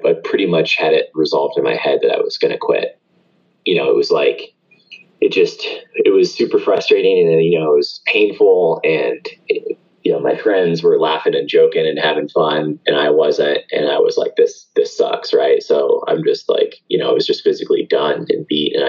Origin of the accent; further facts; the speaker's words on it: Atlanta, Georgia, United States; I grew up here locally in Atlanta